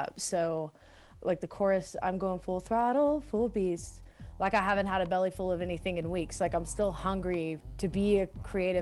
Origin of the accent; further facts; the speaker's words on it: Texas, United States; now in Denver, United States; I was raised in Texas and I'm half Latina